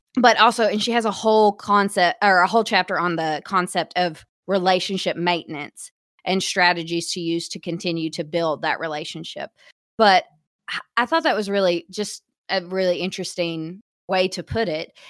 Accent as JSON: {"language": "English", "town": "Hot Springs", "region": "Arkansas", "country": "United States", "said": "I was from Hot Springs, and our movie theaters were rough"}